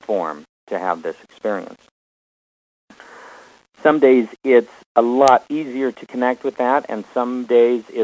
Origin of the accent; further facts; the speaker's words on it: Omaha, Nebraska, United States; moved away; My brother and I were raised in Omaha